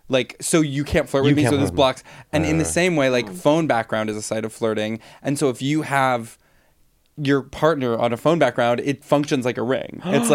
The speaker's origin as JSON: {"language": "English", "town": "New York City", "region": "New York", "country": "United States", "said": "I'm from New York City."}